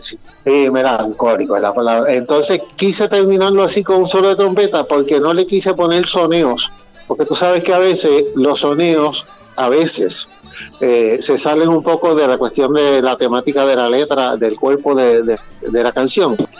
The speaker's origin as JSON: {"language": "Spanish", "country": "Puerto Rico", "said": "mi país Puerto Rico"}